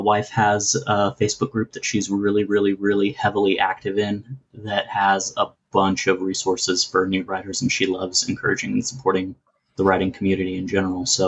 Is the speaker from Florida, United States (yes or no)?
yes; Florida, United States; moved away; also born or lived in Texas; I grew up in Florida too.